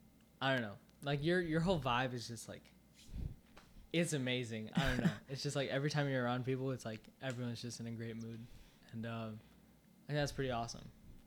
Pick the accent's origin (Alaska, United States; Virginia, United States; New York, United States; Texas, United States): Virginia, United States; also born or lived in Minnesota; I was born in Minnesota, and then just, like, when we moved to Virginia